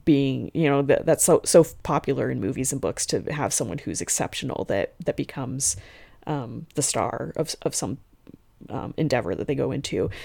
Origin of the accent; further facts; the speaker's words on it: the West, United States; I'm from the West